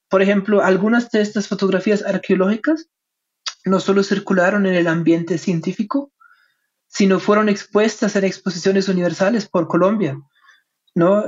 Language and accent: Spanish; Germany; Spanish is a second language; soy alemán, mi español no es perfecto